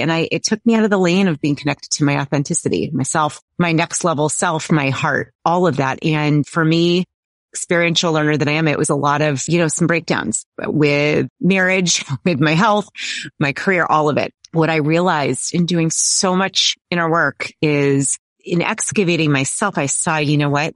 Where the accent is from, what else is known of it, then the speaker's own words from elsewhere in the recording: Boston, Massachusetts, United States; I grew up in the Boston area around every university known to humankind